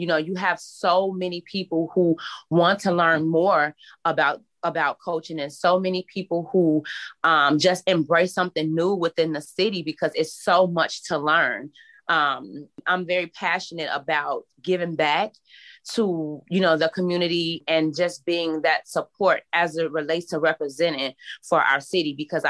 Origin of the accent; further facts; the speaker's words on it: Chicago, Illinois, United States; I come from Chicago where I live in a community where poverty is really huge.